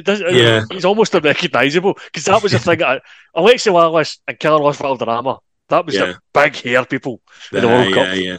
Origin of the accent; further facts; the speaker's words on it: Scotland, United Kingdom; we're Scottish